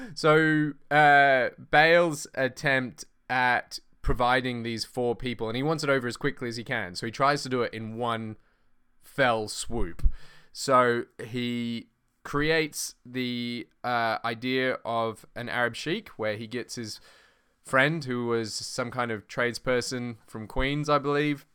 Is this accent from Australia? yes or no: yes; Australia; I'm Australian